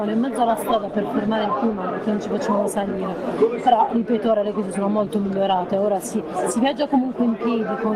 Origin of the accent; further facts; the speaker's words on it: Valenzano, Apulia, Italy; io sono di Valenzano